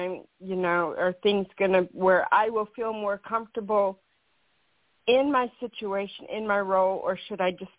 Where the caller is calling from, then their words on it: Kansas, United States; I'm from Kansas.